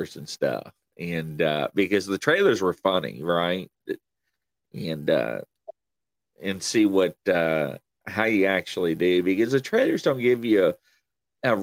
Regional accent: Kentucky, United States; accent: country; where are you from? And I'm like, Kentucky

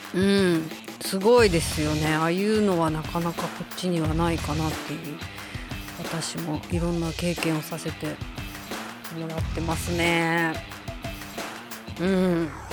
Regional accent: Hokkaido, Japan; 北海道民としては

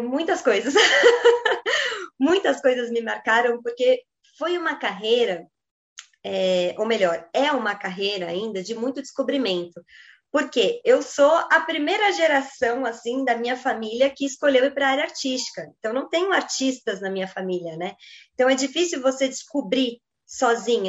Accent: Brazil; nós que somos brasileiras

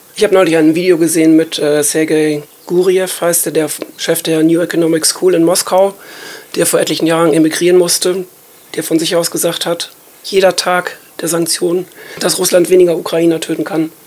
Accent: Germany; wir als Deutsche

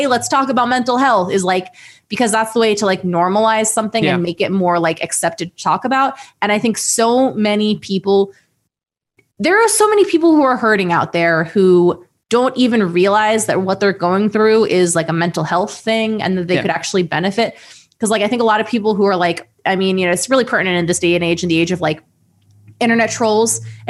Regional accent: Ohio, United States; because like we're both from Ohio.

